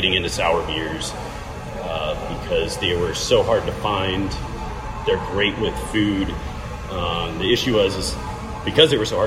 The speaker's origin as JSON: {"language": "English", "town": "Ventura", "region": "California", "country": "United States", "also_born_or_lived": "Eugene, Oregon", "said": "I'm from Ventura"}